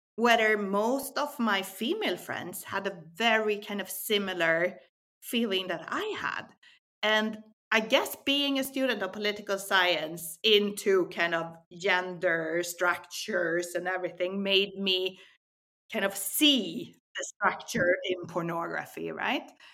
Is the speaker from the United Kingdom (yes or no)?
no; Sweden; moved away as an adult; also born or lived in Barcelona; I was born in Sweden. Uh, I Eh, studied political science. I moved down to Barcelona when I was in my 20s.